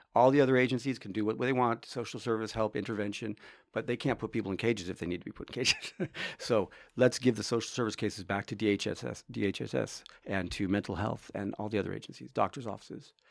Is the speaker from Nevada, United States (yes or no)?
no; Orange County, California, United States; born or raised there; also born or lived in Hollywood, Los Angeles, California / Tonga (possibly garbled place name); now in Humboldt County, United States